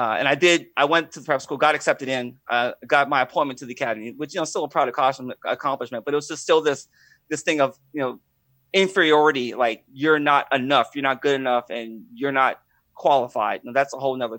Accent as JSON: {"language": "English", "town": "Pittsburgh", "region": "Pennsylvania", "country": "United States", "tie": "born or raised there", "also_born_or_lived": "Washington State", "said": "I grew up in Pittsburgh, Pennsylvania"}